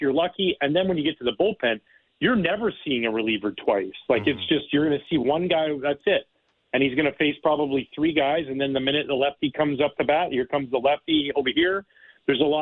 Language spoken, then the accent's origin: English; Canada; moved away as an adult; now in United States; I live in the United States, but I'm born and raised in Canada